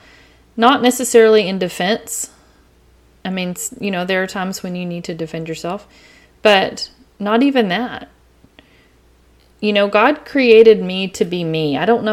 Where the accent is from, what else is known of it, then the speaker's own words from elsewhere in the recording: East Texas, United States; accent: East Texas; I have an East Texas accent